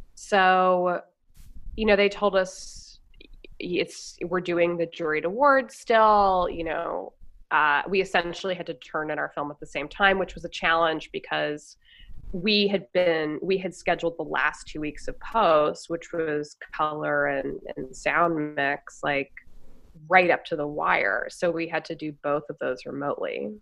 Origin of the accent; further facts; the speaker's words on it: Los Angeles, California, United States; moved away as an adult; also born or lived in New York / Western Montana; I grew up in L.A.